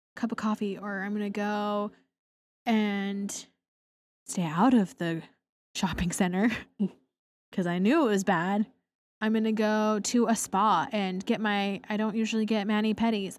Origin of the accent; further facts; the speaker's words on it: Portland, Oregon, United States; I grew up in Portland, Oregon, overcast nine months out of the year